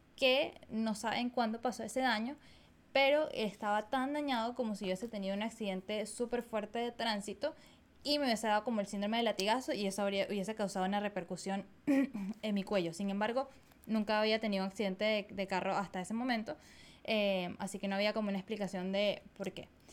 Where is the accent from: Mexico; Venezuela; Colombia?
Venezuela; Caracas, Capital District; nací en Caracas, en Venezuela, en 1994